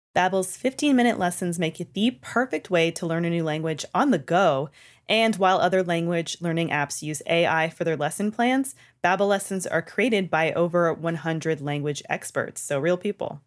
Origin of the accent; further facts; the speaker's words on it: Canada; moved away; I'm from Canada and we learn French all throughout our childhoods and into high school